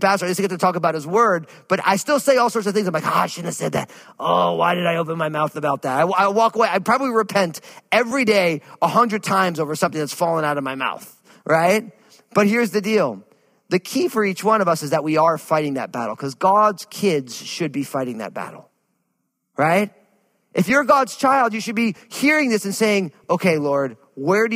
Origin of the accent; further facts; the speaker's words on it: New Jersey, United States; I remember growing up where I grew up in New Jersey